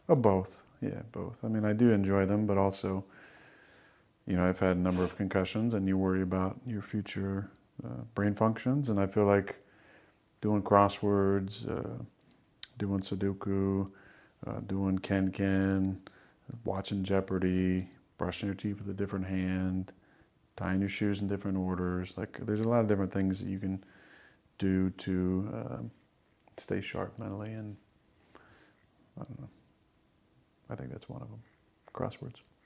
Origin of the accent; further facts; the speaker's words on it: Northern California, United States; moved away as an adult; also born or lived in Wisconsin; I was growing up in Northern California